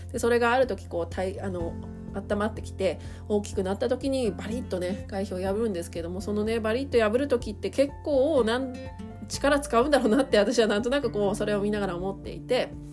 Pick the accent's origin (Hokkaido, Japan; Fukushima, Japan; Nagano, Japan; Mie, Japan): Hokkaido, Japan; Asahikawa; 私地元北海道の旭川市なんですけどね